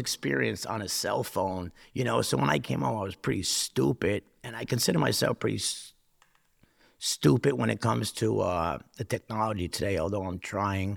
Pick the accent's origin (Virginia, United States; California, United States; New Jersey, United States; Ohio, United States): New Jersey, United States; Newark; growing up, uh, living in, living in poverty in Newark